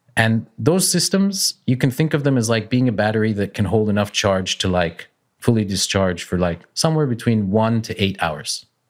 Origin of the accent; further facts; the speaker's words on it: Calgary, Alberta, Canada; I'm, I'm Canadian. Uh, I'm from Calgary, which is in Western Canada on the Rockies